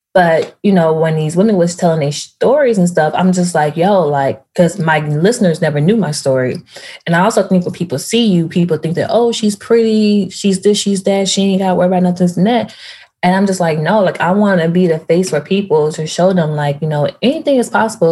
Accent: Memphis, Tennessee, United States; moved away as an adult; also born or lived in Nashville, Tennessee; now in New York, United States; I grew up in Tennessee, Memphis, went to school there, went to college in Nashville.

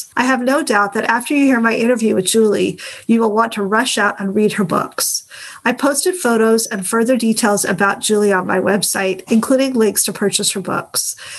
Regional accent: United States; he chose Real American, and partly because he is British and I am American, like your parents.

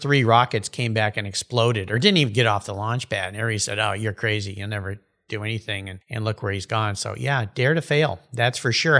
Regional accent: West Coast, United States; I grew up in the West Coast

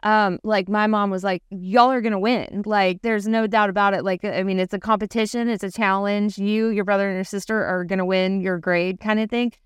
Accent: Louisville, Kentucky, United States; now in Big Bear Lake, United States; I'm from Louisville, Kentucky.

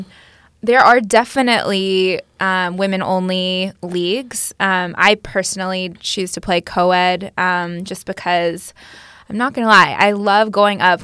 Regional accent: Austin, Texas, United States; moved away as an adult; also born or lived in New York City; I grew up playing here in the Austin soccer community

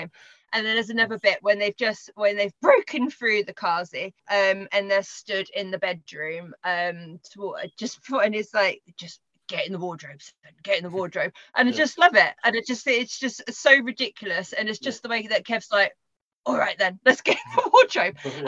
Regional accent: United Kingdom; for me being a Brit

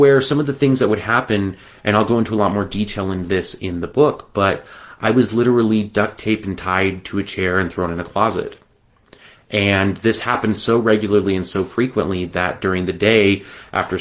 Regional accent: Las Vegas, Nevada, United States; I was born in 1981 in Las Vegas, Nevada

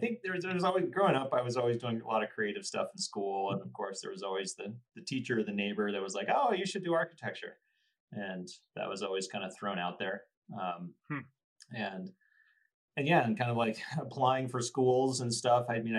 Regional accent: Bay Area, Northern California, United States; moved away as an adult; now in Boulder, United States; I grew up in Northern California, Bay Area, and came out to Boulder

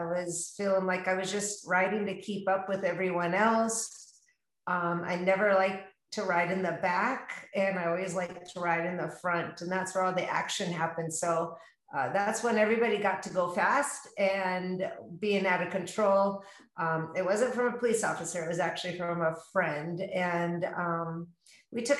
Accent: Tacoma, Washington, United States; now in Scottsdale, United States; I am born and raised in Tacoma, Washington

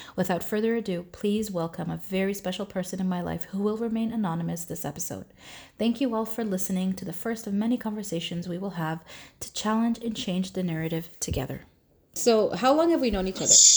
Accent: Toronto, Ontario, Canada; I grew up in Canada, in uh, Toronto

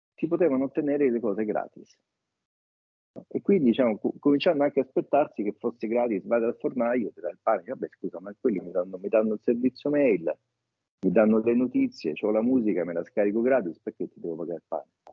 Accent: Rome, Lazio, Italy; Da romani

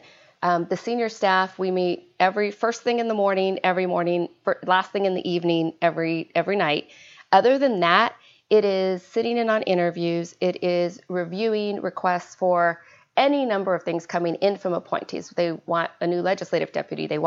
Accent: Arizona, United States; moved away; I am from Arizona, originally born and raised

